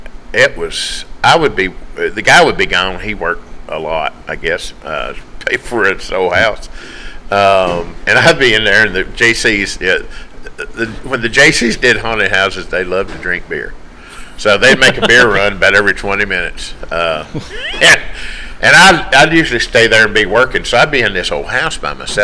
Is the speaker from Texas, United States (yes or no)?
no; Tennessee, United States; I'm from Tennessee.